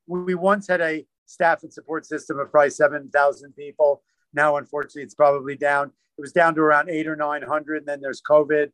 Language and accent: English; New York City, New York, United States; I grew up in New York City.